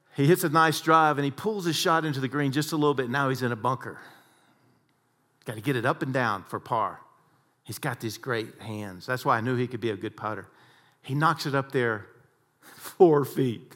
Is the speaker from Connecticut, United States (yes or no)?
no; Texas, United States; I had a lot of harsh coaches like we all did growing up in Texas.